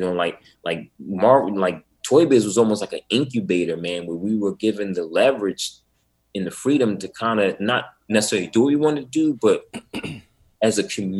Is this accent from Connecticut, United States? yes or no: no; Atlantic City, New Jersey, United States; also born or lived in Pleasantville, New Jersey; And I grew up in Atlantic City, New Jersey. But on the weekends, I would go to my grandmother's house.